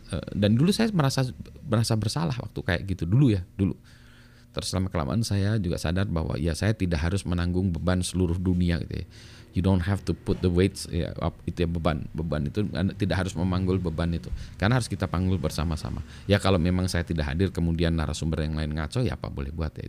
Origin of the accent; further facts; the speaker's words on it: Bandung, West Java, Indonesia; moved away as an adult; also born or lived in Canada; saya besar di Bandung